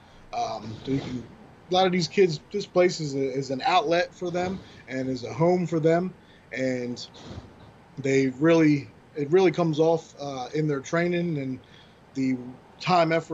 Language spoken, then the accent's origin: English; Atlantic City, New Jersey, United States; in Atlantic City, in my hometown